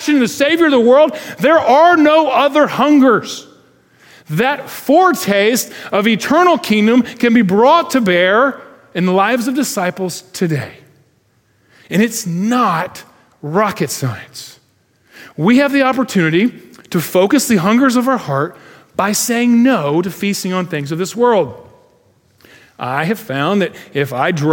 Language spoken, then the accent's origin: English; United States; as Western American Christians